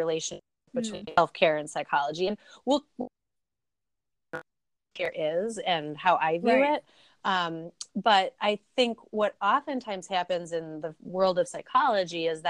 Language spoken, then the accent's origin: English; Milwaukee, Wisconsin, United States; I am from Milwaukee, Wisconsin